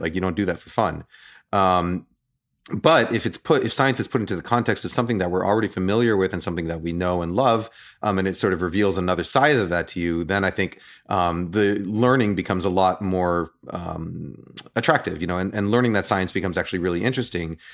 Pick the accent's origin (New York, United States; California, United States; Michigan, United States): New York, United States; now in Bay Area, United States; I'm from New York